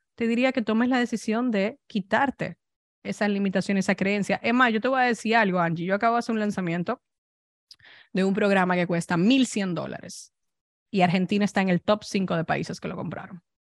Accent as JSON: {"language": "Spanish", "country": "Dominican Republic", "also_born_or_lived": "Spain", "moved": "yes", "lives_now": "United States", "said": "Yo soy dominicana"}